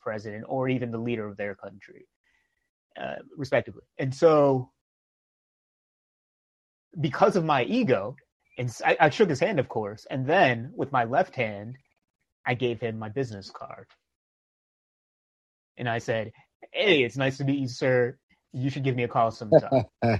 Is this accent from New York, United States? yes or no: yes; New York, United States; I grew up in New York